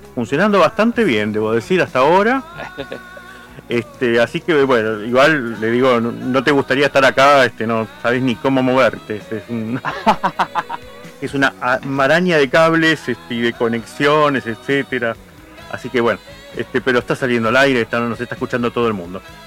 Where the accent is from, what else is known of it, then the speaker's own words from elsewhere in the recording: Quilmes, Buenos Aires Province, Argentina; soy de Quilmes